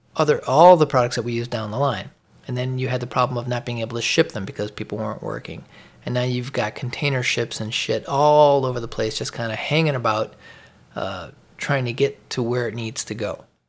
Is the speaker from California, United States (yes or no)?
no; Chicago, Illinois, United States; moved away as an adult; also born or lived in Atlanta suburbs, Georgia; now in Atlanta area, United States; I lived in Chicago my whole life. Fifty-three years. I moved to the northeastern suburbs of Atlanta, uh, late last year